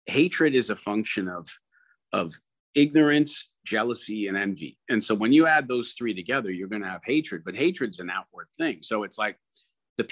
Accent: Canada; I'm Canadian

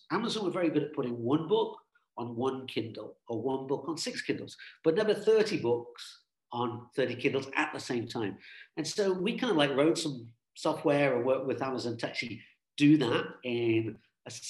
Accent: United Kingdom; I'm British, British Irish. We're British, got a British passport.

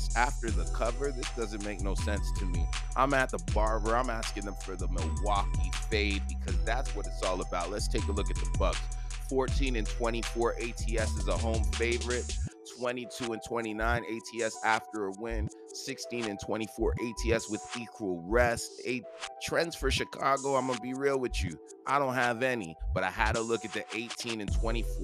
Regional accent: Toronto, Ontario, Canada; I'm from Toronto

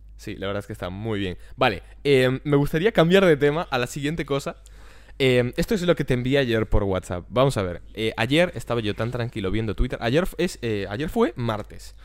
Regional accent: Vigo, Galicia, Spain; also born or lived in Ourense; yo soy de Vigo, vivo a Vigo

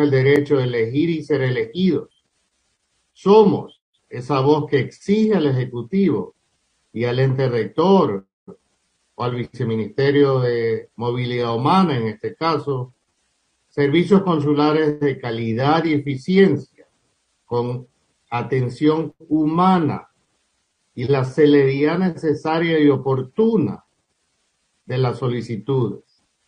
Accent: Ecuador; moved away

